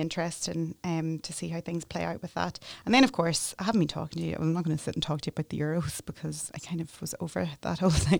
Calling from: Northern Ireland, United Kingdom; I'm just speaking from Northern Ireland, but I'm sure it's across the UK

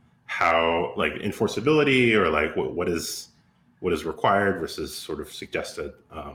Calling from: Cambridge, Massachusetts, United States; I'm calling in from Cambridge, Massachusetts.

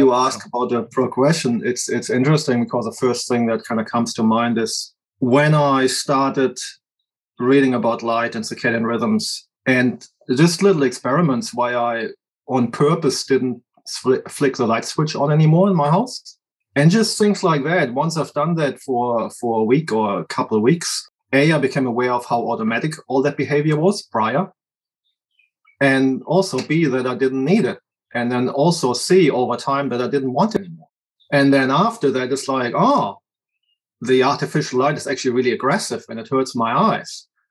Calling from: New Zealand; I'm calling in from New Zealand.

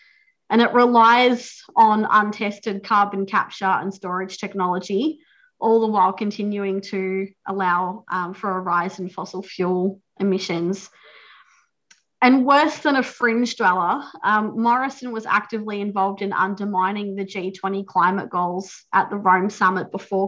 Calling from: Victoria, Australia; I'm joining you from Wadawurrung country, and acknowledge that we're meeting on stolen land.

